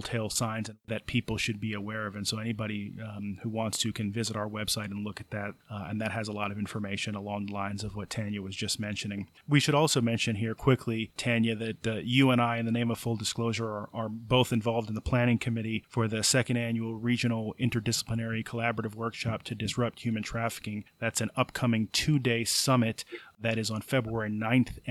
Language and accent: English; Passaic, New Jersey, United States; also born or lived in Philadelphia; I actually was born in New Jersey, in Passaic, in North